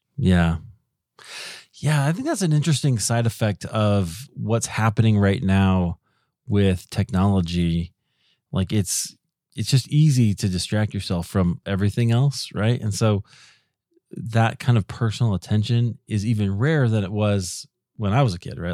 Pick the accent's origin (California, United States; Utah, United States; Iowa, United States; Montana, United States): Iowa, United States; moved away as an adult; also born or lived in Chicago; we grew up in Iowa.